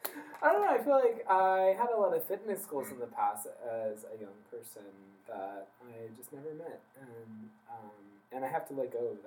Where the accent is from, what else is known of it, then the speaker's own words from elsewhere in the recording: Loma Linda, California, United States; I was born in Southern California